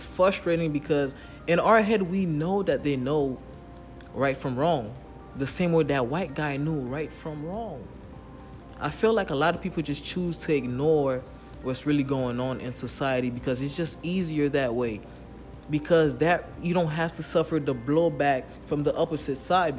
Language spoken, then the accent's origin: English; Haiti; I'm from Haiti